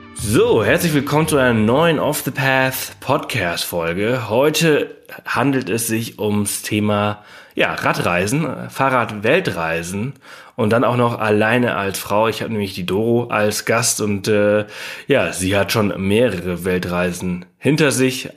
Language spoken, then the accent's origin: German; Pollença, Balearic Islands, Spain; moved away; Also ich bin ja auf Mallorca aufgewachsen, im Norden von Mallorca in Poyenza.